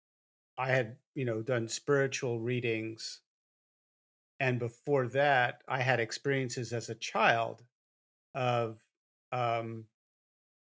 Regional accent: New York, United States; I grew up in New York

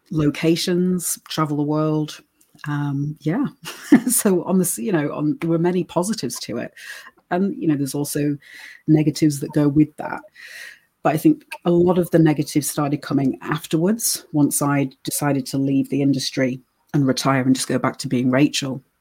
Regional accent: United States; born there; and then because I was born in the States, I can work over in America, whereas a lot of British girls can't because you need certain types of ID.

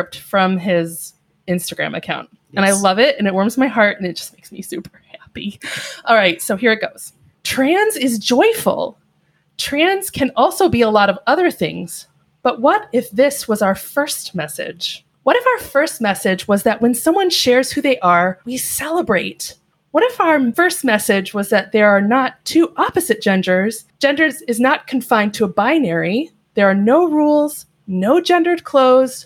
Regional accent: upstate New York, United States; now in Seattle, United States; I am moving away from Seattle and moving back to my home state of New York

